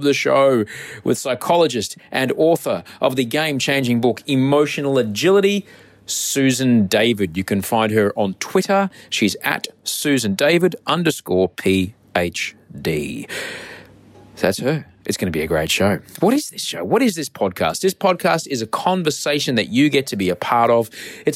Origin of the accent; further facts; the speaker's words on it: Australia; I'm an author from Australia